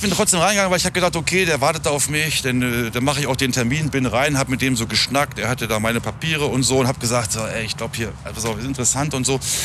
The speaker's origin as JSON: {"language": "German", "area": "near Hameln", "region": "Lower Saxony", "country": "Germany", "said": "ich äh, komme aus der Nähe von Hameln."}